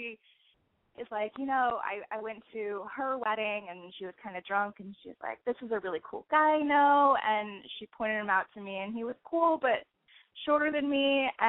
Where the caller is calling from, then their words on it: Portland, Oregon, United States; I'm 27. I'm calling from Portland, Oregon.